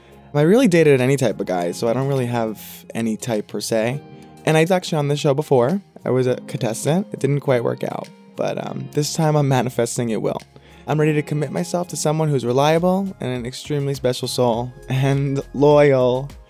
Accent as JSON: {"language": "English", "town": "New York City", "region": "New York", "country": "United States", "tie": "born or raised there", "said": "I'm 28 years old. I'm born and raised in Queens, New York."}